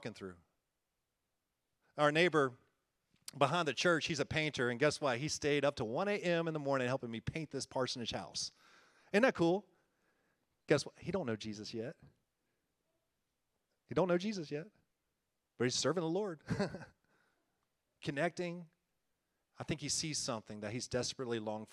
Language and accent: English; Winston-Salem, North Carolina, United States; moved away as an adult; Winston-Salem, North Carolina, so I'm a North Carolina boy.